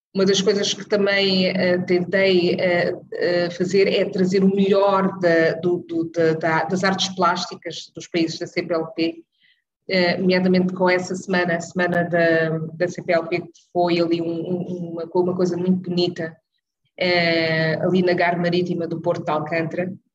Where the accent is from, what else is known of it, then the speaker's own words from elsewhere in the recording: Cape Verde; now in Netherlands; sendo eu cabo-verdiana